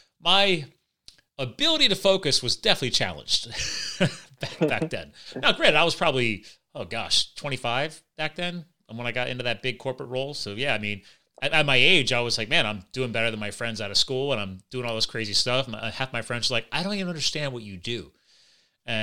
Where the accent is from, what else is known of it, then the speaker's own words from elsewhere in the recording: New Jersey, United States; born there; now in Pennsylvania, United States; I was born in Jersey, but I live in Pennsylvania now.